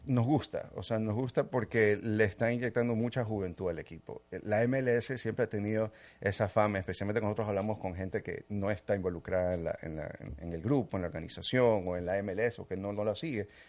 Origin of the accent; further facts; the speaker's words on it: Ecuador; also born or lived in New Jersey, United States / New York, United States; now in Miami, United States; nací en New Jersey, en, Estados Unidos, pero desde muy chiquito me fui para Ecuador. Mis padres son ecuatorianos